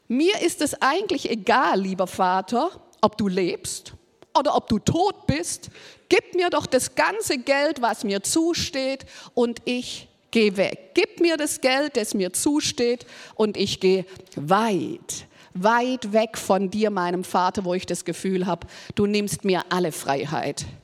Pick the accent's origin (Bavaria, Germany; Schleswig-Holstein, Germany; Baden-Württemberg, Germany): Baden-Württemberg, Germany; Ist ja auch mal ein guter Gedanke, so als Schwabe, gell, kann man auch mal denken, es hilft Armela, wenn man was schafft.